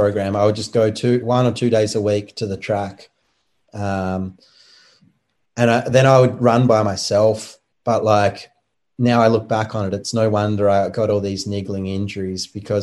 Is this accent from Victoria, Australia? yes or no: no; Tasmania, Australia; I'm from Tasmania, the island down the bottom